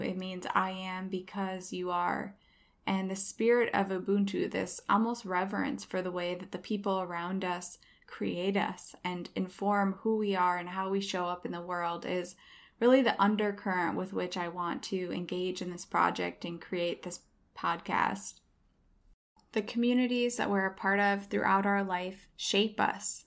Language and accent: English; Iowa, United States; moved away as an adult; also born or lived in southern Spain / Chicago; now in Los Angeles, United States; I have moved from my home state of Iowa to southern Spain for a brief stint, then to Chicago, and finally Los Angeles, where I currently live today.